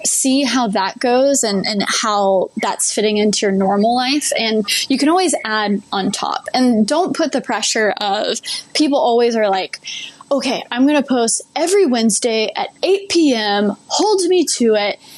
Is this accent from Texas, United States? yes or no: yes; Dallas, Texas, United States; I'm from Dallas